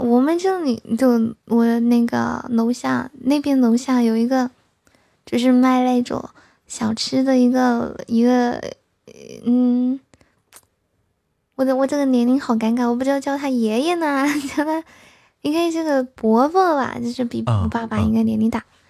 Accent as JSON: {"language": "Chinese", "town": "Yibin", "region": "Sichuan", "country": "China", "tie": "born or raised there", "lives_now": "Chengdu, China", "said": "我我我老家在宜宾的。"}